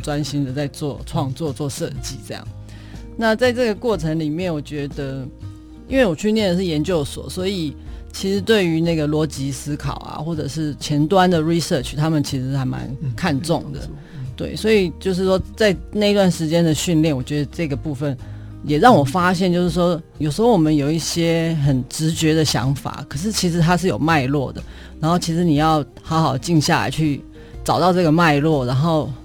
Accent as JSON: {"language": "Chinese", "region": "a small town in Taichung", "country": "Taiwan", "tie": "born or raised there", "said": "我从小就是在医院长大。其实我们的医院是在，就是台中东市的一个小镇上面的一个医院这样，所以我每天放学都是进医院。"}